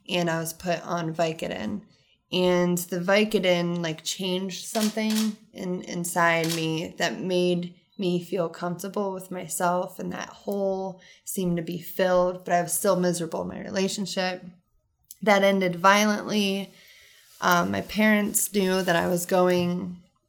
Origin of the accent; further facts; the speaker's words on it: Rittman, Ohio, United States; I was raised in Rutztown my entire life on the farm